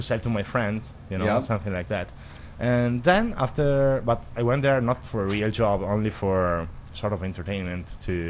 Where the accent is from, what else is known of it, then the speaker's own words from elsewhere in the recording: Italy; English is a second language; moved away; I come from Italy